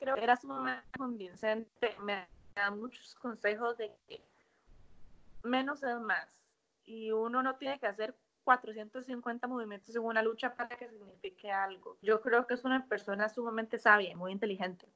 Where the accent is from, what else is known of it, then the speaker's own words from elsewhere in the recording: Costa Rica; moved away as an adult; now in United States; por ser criada en una cultura tan bonita